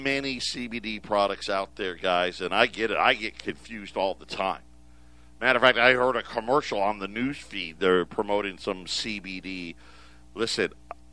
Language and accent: English; Syracuse, New York, United States; moved away; I grew up in Syracuse